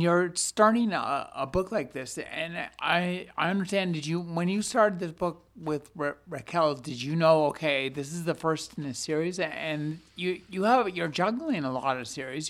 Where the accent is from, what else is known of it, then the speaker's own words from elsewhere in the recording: California, United States; I'm from California